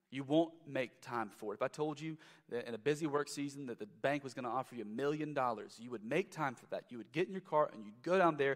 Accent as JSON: {"language": "English", "town": "Lexington", "region": "Kentucky", "country": "United States", "said": "I'm from Lexington, the downtown Lexington area uh, years ago uh, was just lacking."}